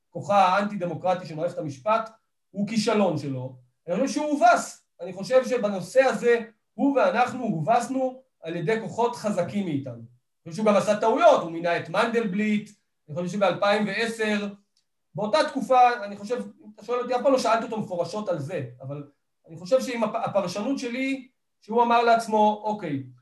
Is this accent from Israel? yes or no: no; Kiryat Arba, West Bank, Palestine; וגדלתי בקריית ארבע ובתחילה תפיסת העולם שלי התחילה מארץ ישראל השלמה